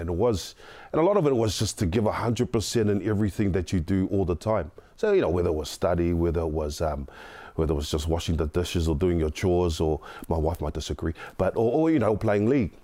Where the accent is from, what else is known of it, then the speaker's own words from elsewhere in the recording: Auckland, New Zealand; I grew up in South Auckland, the son of a widow